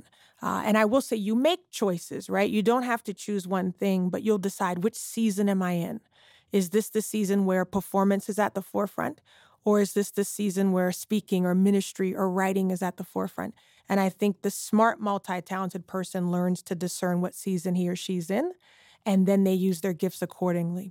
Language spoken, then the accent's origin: English; Charleston, South Carolina, United States; now in Texas, United States; now I live in Texas now. I'm originally from Charleston, South Carolina